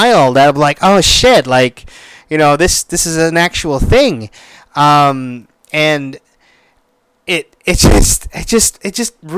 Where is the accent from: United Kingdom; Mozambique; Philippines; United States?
Philippines; I am Filipino